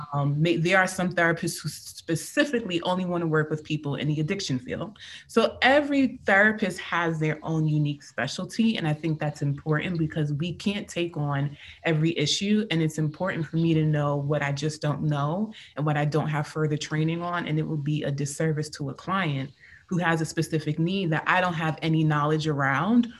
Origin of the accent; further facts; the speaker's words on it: New York City, New York, United States; I'm from Queens, New York City